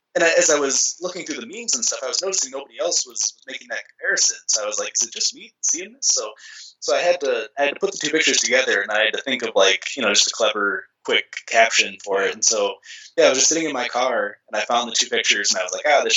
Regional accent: Chicago, Illinois, United States; growing up in Chicago in the 90s

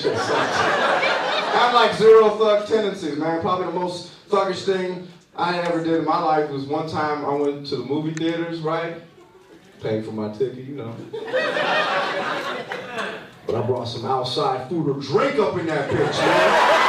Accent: Los Angeles, California, United States; Guys, I'm originally from California. I'm from LA and Orange County, so I, you know, I spend some time out there.

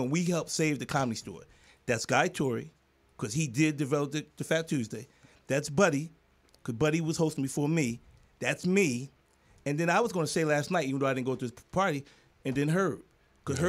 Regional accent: Philadelphia, Pennsylvania, United States; growing up in Philadelphia

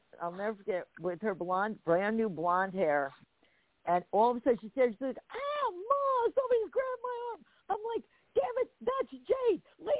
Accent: New Jersey, United States; I'm a mixture of Jersey. Wait, do I still sound like I'm from Jersey?

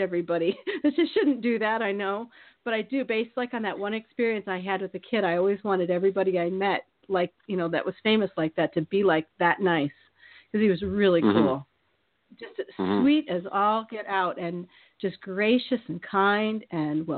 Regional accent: Iowa, United States; I grew up in Iowa

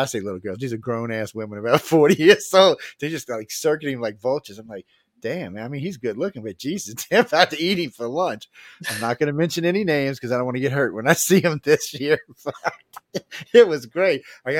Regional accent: Louisiana, United States; I'm from the South

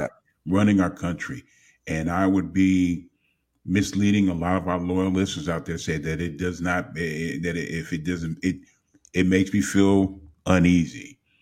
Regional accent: Los Angeles, California, United States; growing up in Los Angeles

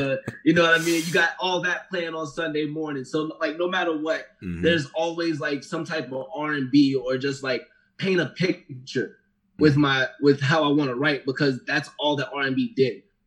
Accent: Miami, Florida, United States; moved away as an adult; now in Denver, United States; I grew up in Florida. Like, I grew up in Miami, Florida

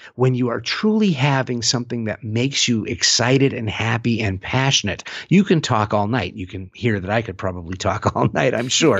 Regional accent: San Francisco, California, United States; my hometown of San Francisco

